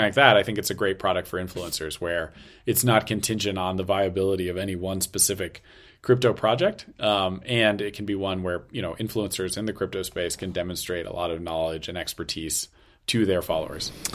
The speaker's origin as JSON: {"language": "English", "country": "United States", "moved": "yes", "lives_now": "China", "said": "American living in China"}